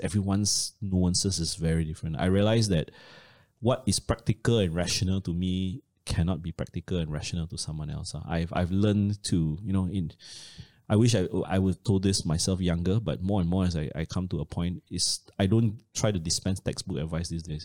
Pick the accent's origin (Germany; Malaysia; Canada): Malaysia; as a Malaysian